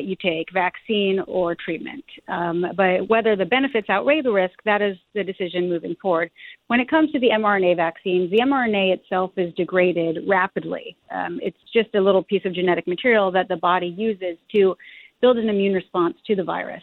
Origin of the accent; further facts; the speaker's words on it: Arizona, United States; my home state of Arizona